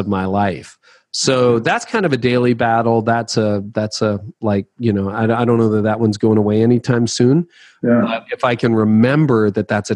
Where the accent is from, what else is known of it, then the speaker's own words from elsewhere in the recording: Canada; I'm Canadian